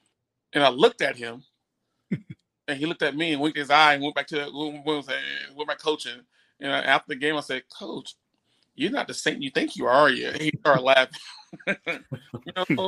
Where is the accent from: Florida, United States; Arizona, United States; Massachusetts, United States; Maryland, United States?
Florida, United States; Bradenton; moved away; I grew up in the Bradenham Palmetto area.